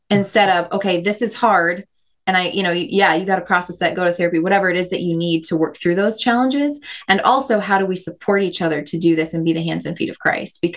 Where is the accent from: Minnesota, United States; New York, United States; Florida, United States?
Minnesota, United States; I totally was. Yeah. We actually, David and I are both from the same town, um